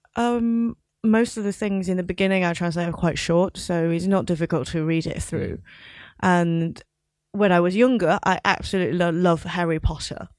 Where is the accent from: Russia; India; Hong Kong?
Hong Kong; moved away as an adult; also born or lived in London; So I grew up in Hong Kong, but I went to university in London